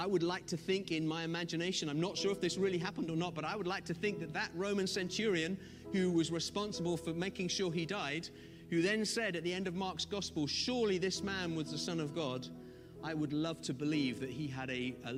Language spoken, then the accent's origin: English; Zimbabwe; now in United Kingdom; I'm from Zimbabwe. I feel like a fish out of water in the UK still.